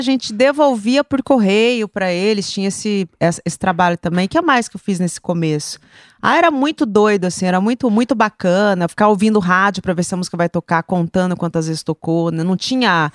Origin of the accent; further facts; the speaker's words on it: Campo Grande, Mato Grosso do Sul, Brazil; Sou de Campo Grande. Hum. Campo Grandense nata